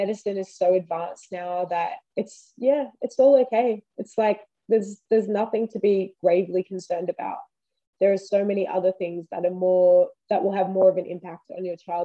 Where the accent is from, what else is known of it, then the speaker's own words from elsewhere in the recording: Wiradjuri, New South Wales, Australia; now in Queensland, Australia; I am Wiradjuri, that's where I'm from